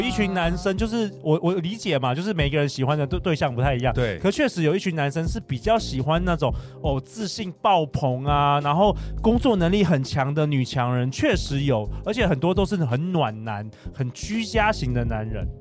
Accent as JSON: {"language": "Chinese", "country": "Taiwan", "said": "我们台湾人"}